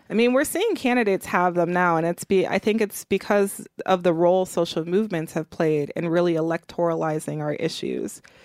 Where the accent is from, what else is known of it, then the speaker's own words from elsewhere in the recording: Milwaukee, Wisconsin, United States; I grew up in Milwaukee, Wisconsin